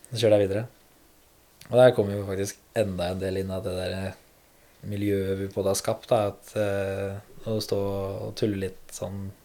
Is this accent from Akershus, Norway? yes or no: yes; Rælingen, Akershus, Norway; Ja, jeg er fra Rælingen, da. Lillestrøm.